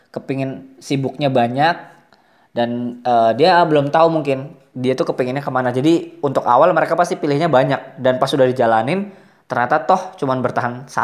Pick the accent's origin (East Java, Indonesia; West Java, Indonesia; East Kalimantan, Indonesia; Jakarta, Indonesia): East Kalimantan, Indonesia; Bontang; moved away as an adult; also born or lived in Malang; aku dari Kalimantan kuliahnya di Malang nah pas ke Malang itu udah tuh dikirimin duit yang lumayan lebih banyak daripada biasanya terus nah ngelihat nih eh, wisata-wisata baru kafe-kafe baru terus film-film baru mungkin gara-gara dulu mungkin di Bontang nggak ada bioskop